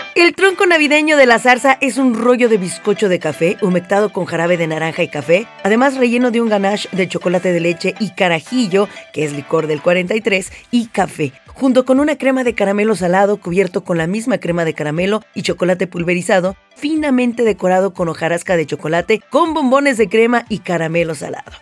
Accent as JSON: {"language": "Spanish", "country": "Mexico", "said": "como buenos mexicanos que somos"}